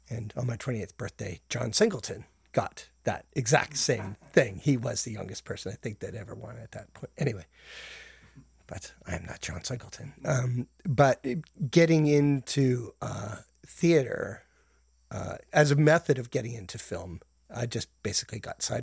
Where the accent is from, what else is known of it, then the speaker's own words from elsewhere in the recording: Calgary, Alberta, Canada; also born or lived in Brampton, Ontario; now in Toronto, Canada; Uh, I was born in Brampton. What? I know, exotic. Uh, and but I was raised in Calgary.